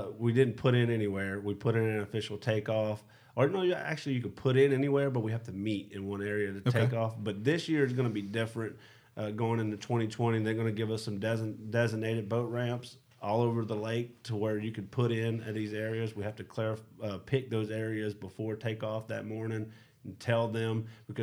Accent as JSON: {"language": "English", "region": "South Louisiana", "country": "United States", "tie": "born or raised there", "said": "where I grew up in South Louisiana"}